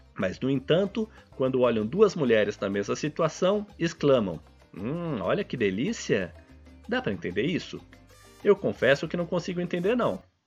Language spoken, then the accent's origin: Portuguese; São Paulo, Brazil; mesmo sendo paulista